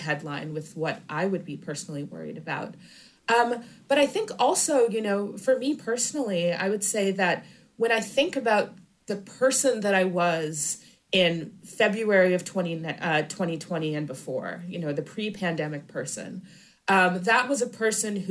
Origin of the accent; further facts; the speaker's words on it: Michigan, United States; moved away; I'm actually from Michigan